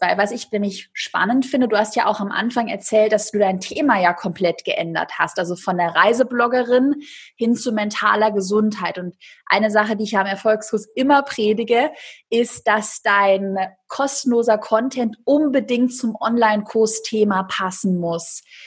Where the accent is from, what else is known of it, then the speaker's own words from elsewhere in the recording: Swabia, Baden-Württemberg, Germany; ich bin auch Schwabe.